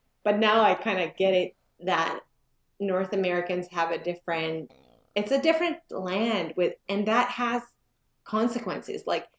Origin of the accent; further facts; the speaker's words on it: Finland; moved away as an adult; also born or lived in Stockholm, Sweden / France / Liechtenstein / Milan, Italy; now in Ontario, Canada; Yeah, I'm from Finland. I was born in Finland. Both my parents are 100% Finns. And when I was 3, we moved to Stockholm, where I lived for a couple of years. And then my school years I spent in Finland.